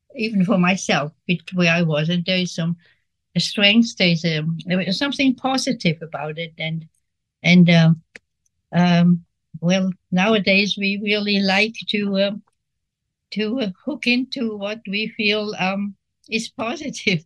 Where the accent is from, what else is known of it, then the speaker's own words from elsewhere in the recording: Switzerland; moved away; I grew up in Switzerland, and which was uh, during the war, and uh, we were not in the war